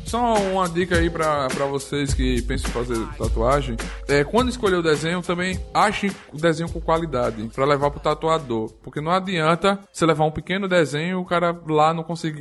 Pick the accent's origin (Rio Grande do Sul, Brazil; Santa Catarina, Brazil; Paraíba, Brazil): Paraíba, Brazil; João Pessoa; now in Arapiraca, Brazil; Eu sou moro em Alagoas, em Arapiraca há muito tempo, mas eu sou paraibano, sou de João Pessoa.